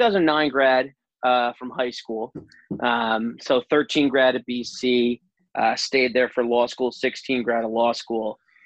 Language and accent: English; New Jersey, United States; Jersey connections through and through. I'm actually, my hometown in Jersey is the same town as Frank Spaziani.